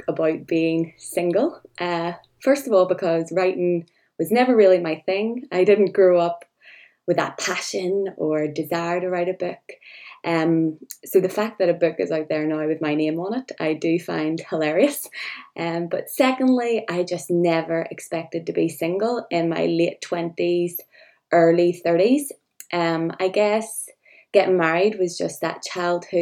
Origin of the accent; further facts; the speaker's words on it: Northern Ireland, United Kingdom; I'm from Northern Ireland